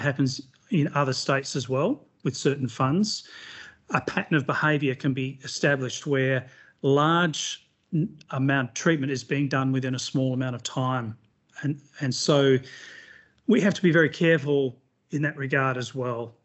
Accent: Western Australia, Australia; in my hometown of Western Australia

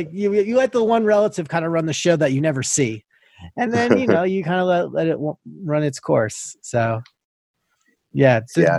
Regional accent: Long Island, New York, United States; moved away; I'm from Long Island, New York.

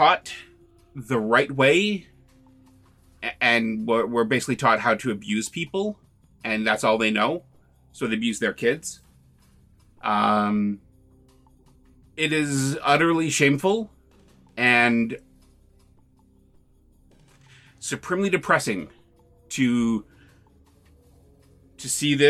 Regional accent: Canada; We can be proud of being Canadian

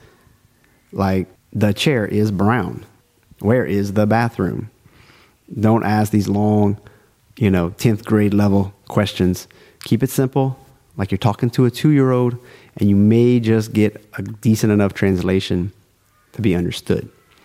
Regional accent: South Louisiana, United States

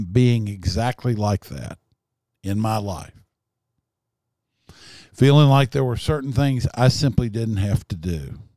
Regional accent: Texas, United States; born there; I was born in Kaufman County, Texas.

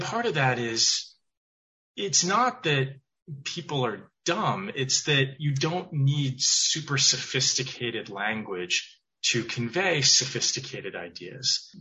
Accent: Weston, Massachusetts, United States; also born or lived in Providence, Rhode Island; I grew up outside of Boston, town called Weston

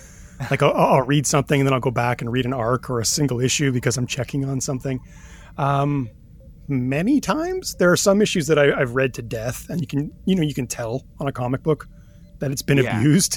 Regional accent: Thunder Bay, Ontario, Canada; moved away as an adult; I'm from Thunder Bay, which is north, let's say. It's very north.

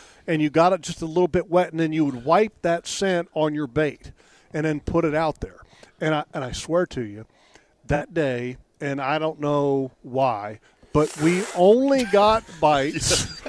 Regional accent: Sterling, Virginia, United States; the community that I grew up in Sterling.

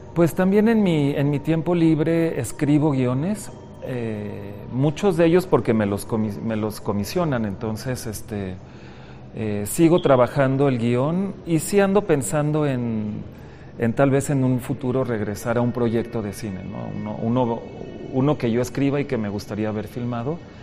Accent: Mexico; also born or lived in Panama / Europe; Nací en Panamá, soy, soy de un origen muy mezclado, ¿no? Mis cuatro abuelos vienen de países diferentes. Entonces yo nací en Panamá, mi mamá es panameña, pero llegué a México

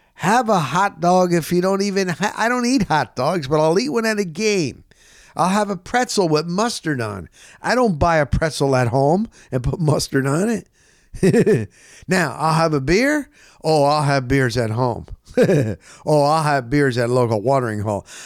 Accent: New Jersey, United States; now in Florida, United States; I'm from New Jersey

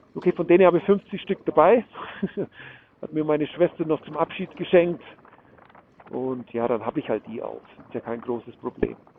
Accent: Germany; bei uns in Deutschland

